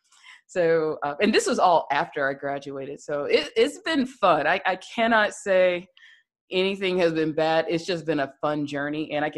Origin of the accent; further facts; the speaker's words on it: the South, United States; especially being a Black woman growing up in the South, and you grow up with the stigma, you have to go to college